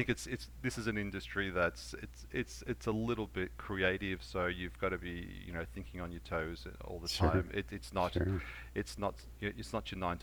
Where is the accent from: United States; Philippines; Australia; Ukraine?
Australia; Melbourne, Victoria; I was born and grew up in Melbourne.